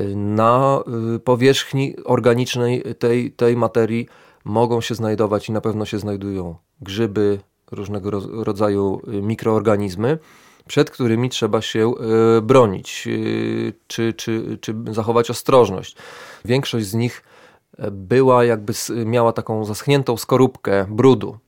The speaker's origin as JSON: {"language": "Polish", "town": "Lublin", "region": "Lublin Voivodeship", "country": "Poland", "tie": "born or raised there", "said": "jestem y, człowiekiem urodzonym w Lublinie, jestem lublinianinem"}